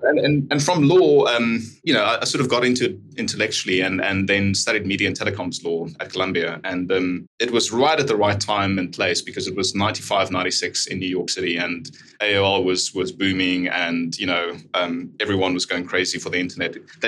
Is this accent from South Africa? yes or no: yes; South Africa; I'm from South Africa.